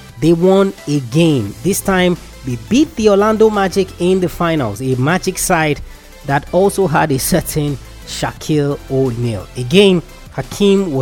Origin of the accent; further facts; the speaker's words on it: Nigeria; I'm Nigerian